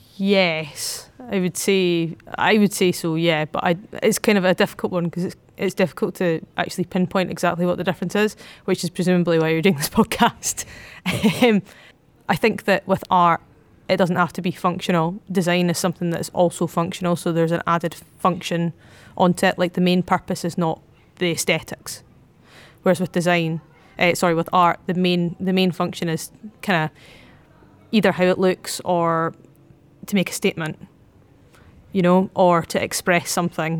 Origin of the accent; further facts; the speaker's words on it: Edinburgh, Scotland, United Kingdom; I'm from Edinburgh.